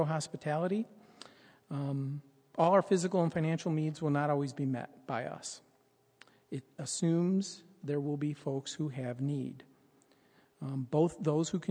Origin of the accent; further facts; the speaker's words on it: United States; as an American